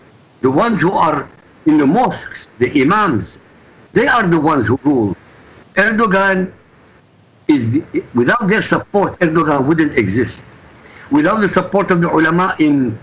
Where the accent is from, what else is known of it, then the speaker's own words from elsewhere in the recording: Iraq; moved away; I come from Iraq